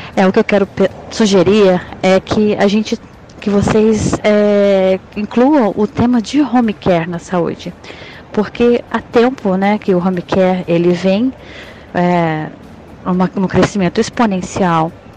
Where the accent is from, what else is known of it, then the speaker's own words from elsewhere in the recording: interior of Espírito Santo, Brazil; now in Petrópolis, Brazil; sou do interior do Espírito Santo